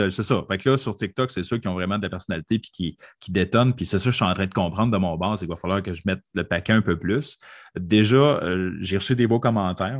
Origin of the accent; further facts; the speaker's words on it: Quebec, Canada; Je viens du Québec.